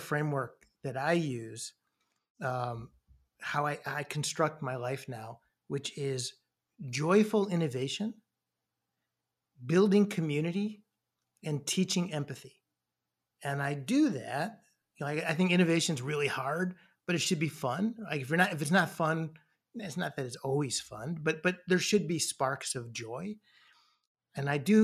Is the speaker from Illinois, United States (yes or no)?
yes; Chicago, Illinois, United States; we grew up roughly in the same area